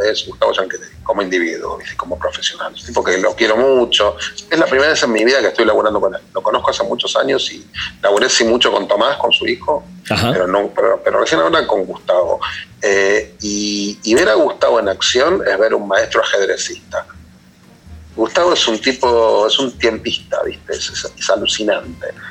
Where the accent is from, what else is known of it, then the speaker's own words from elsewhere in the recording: Argentina; los argentinos